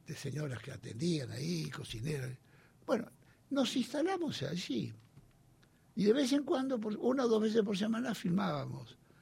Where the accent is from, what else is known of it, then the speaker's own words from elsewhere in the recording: Olivos, Buenos Aires Province, Argentina; Yo nací en Olivos